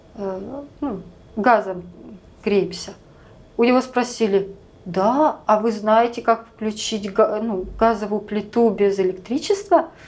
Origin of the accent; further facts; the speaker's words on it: Russia; now in United States